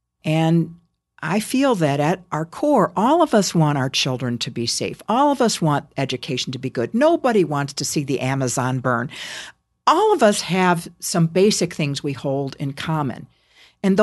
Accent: Chicago, Illinois, United States; given that I was from Chicago

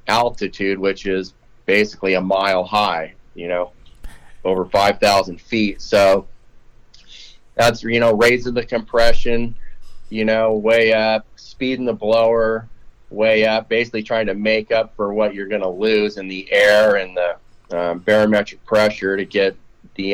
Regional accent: Huntington Beach, California, United States; also born or lived in Hemet, California; growing up out there in California, and then I grew up in Huntington Beach, but then we moved to Hemet out by Temecula there

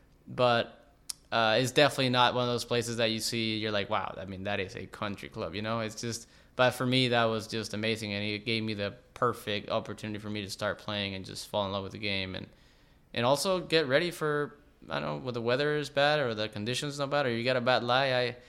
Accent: McAllen, Texas, United States; born there; Yeah, so my whole family is from Reynosa, Mexico, which is a border town with McAllen and Mission, Texas. I was born in McAllen.

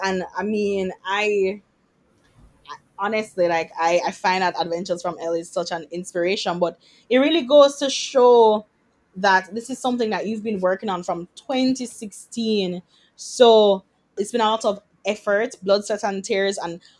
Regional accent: Jamaica; I'm a Jamaican girl who happens to be a doctor and who happens to be a blogger.

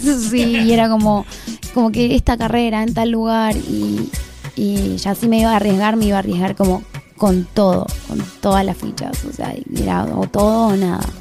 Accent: near the Bolivian border, northern Argentina, Argentina; yo soy del norte del país, en verdad no soy de Buenos Aires, soy del norte norte, que eso está bien al límite de Bolivia

